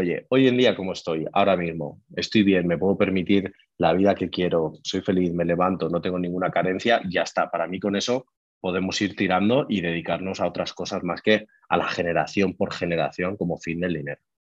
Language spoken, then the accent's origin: Spanish; Madrid, Community of Madrid, Spain; soy de Madrid, tengo 34 años